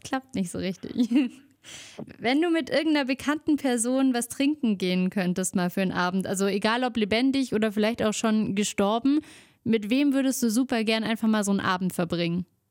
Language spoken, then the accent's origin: German; Allgäu, Bavaria, Germany; bei uns im Allgäu